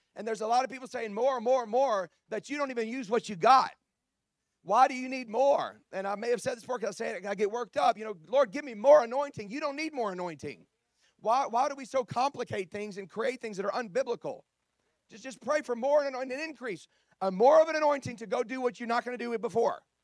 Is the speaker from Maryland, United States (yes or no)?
no; Baton Rouge, Louisiana, United States; I'm from South Louisiana. I grew up in Baton Rouge